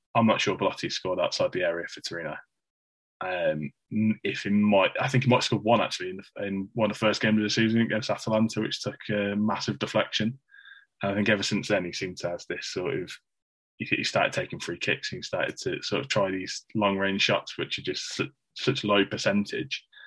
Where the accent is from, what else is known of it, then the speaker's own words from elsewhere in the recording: Midlands, United Kingdom; accent: Midlands; my monotone Midlands accent